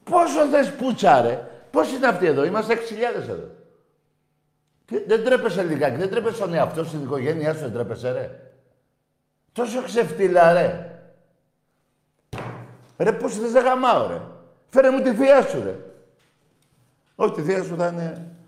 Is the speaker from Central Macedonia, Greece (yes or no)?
yes; Thessaloniki, Central Macedonia, Greece; Ναι, πάω και είμαι από Θεσσαλονίκη.